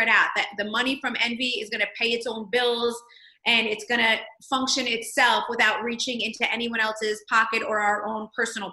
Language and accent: English; Toms River, New Jersey, United States; I'm from Toms River, New Jersey. I grew up on the beach